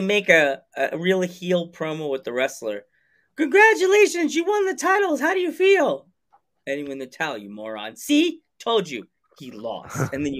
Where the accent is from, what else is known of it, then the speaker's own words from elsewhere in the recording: Central Islip, New York, United States; I grew up in Central Islip. That's my old home, hometown.